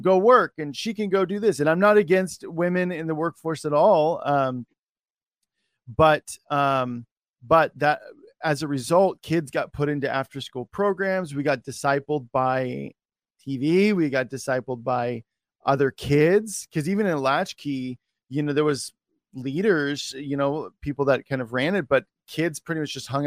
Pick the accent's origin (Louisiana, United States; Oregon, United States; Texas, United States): Oregon, United States; I'm from Oregon.